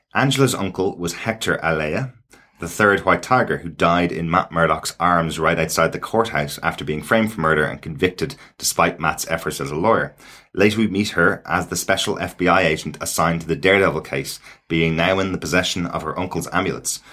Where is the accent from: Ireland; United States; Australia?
Ireland; as an Irish person